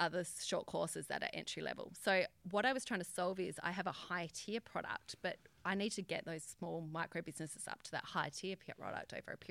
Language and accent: English; Albany, Western Australia, Australia; now in Perth, Australia; Albany, down south.